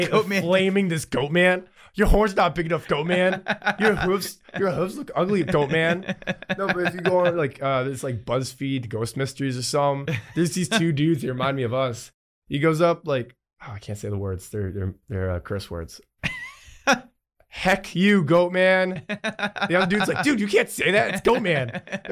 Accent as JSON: {"language": "English", "region": "New Jersey", "country": "United States", "said": "I'm from New Jersey, man."}